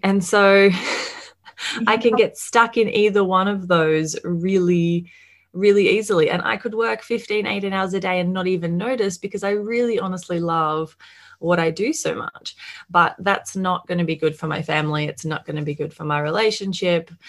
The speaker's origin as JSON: {"language": "English", "country": "Australia", "said": "as you can probably hear, I am from Australia"}